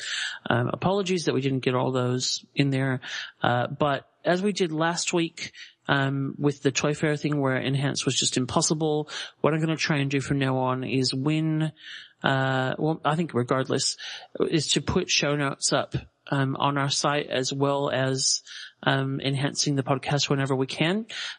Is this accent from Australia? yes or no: yes; Australia; Huge thank you to the random prize gods that I'm Australian out for that one, so I don't have to ship it overseas